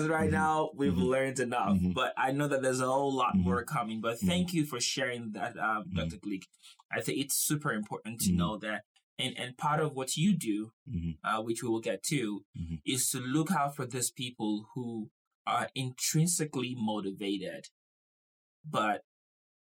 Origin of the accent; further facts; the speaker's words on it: Nigeria; I grew up in Nigeria where I wanted to be a doctor